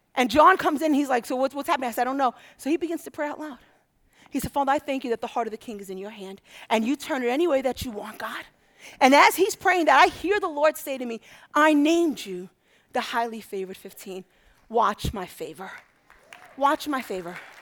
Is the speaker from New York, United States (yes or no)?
yes; New York City, New York, United States; moved away; I'm from Brooklyn